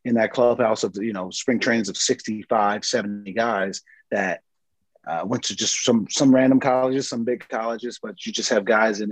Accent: San Diego, California, United States; moved away as an adult; also born or lived in Baltimore; I'm obviously from San Diego

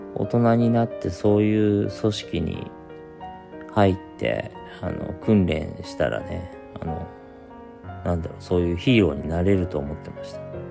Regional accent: Shizuoka, Japan; moved away as an adult; now in Tokyo, Japan; 僕静岡出身なんですけれども、えー、高校卒業して地元の洋服屋さんで働いていて

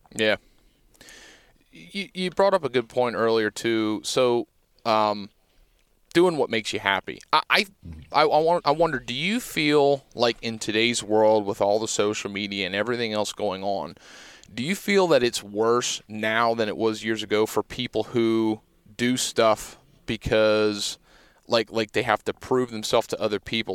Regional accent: Pennsylvania, United States; growing up in Pennsylvania

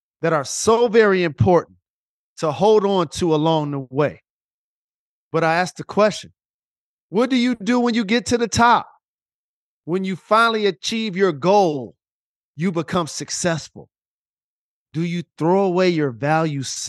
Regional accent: Detroit, Michigan, United States

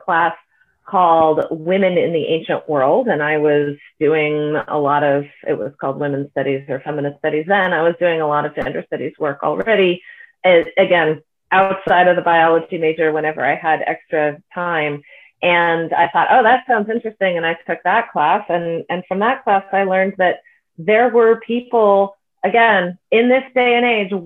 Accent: Bay Area, California, United States; I'm from the Bay Area

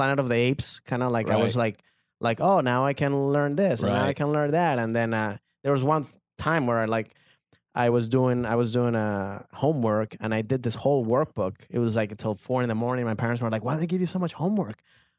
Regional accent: Maryland, United States; also born or lived in Venezuela; I came from Maryland. I grew up there. For people that know, I was born in Venezuela, but me and my family moved to Maryland when I was 12. Went to school there, grew up there.

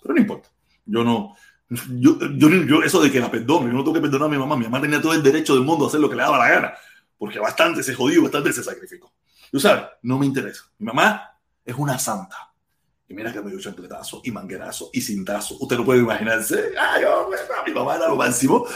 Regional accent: Havana, Cuba; Yo soy habanero, yo soy de La Poma, yo hablo mal. Nosotros los habaneros hablamos

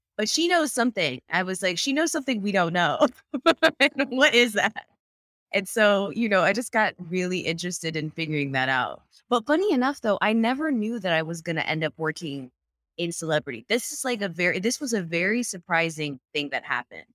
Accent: North Carolina, United States; moved away as an adult; now in New York, United States; I live in New York now, but I'm from North Carolina

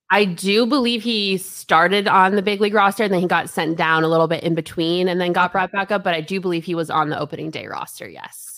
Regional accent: Colorado, United States; moved away; I grew up in Colorado

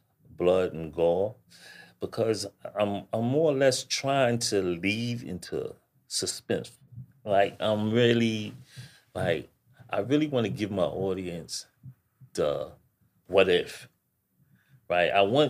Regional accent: New York, United States; because I know I was born and raised in New York. Mm-hmm. I've been in New York all my life.

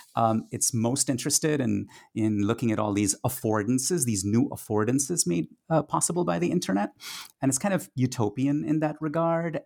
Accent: Kolkata, West Bengal, India; first language Tamil; English is a second language; moved away; a teenage cinephile growing up in India in the 1980s

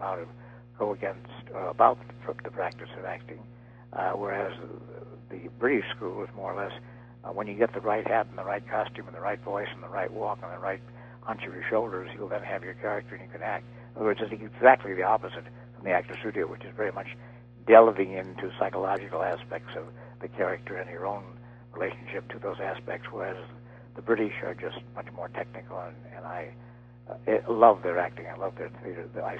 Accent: Minneapolis, Minnesota, United States; because I was growing up in Minneapolis, which is a very pronounced Midwestern state, or city rather

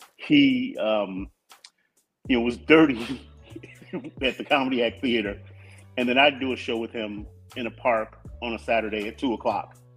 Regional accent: Compton, California, United States; we moved to Compton in 1969. We were the second black family on our street.

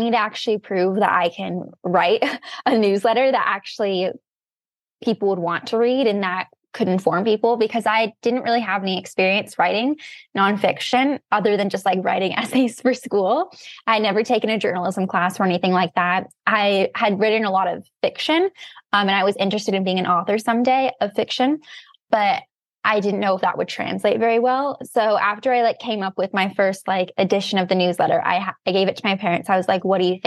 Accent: Santa Barbara, California, United States; moved away as an adult; now in Cambridge, United States; I'm from Santa Barbara, California.

